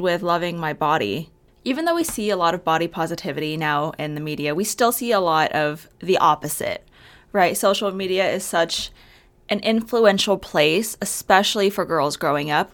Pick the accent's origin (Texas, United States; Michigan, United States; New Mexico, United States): New Mexico, United States; Albuquerque; moved away as an adult; now in Arizona, United States; I am from Albuquerque, New Mexico, but I moved to Arizona for school